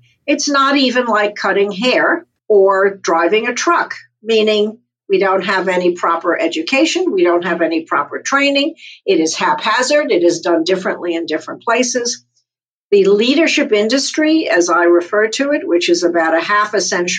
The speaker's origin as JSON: {"language": "English", "country": "United States", "said": "I'm an American"}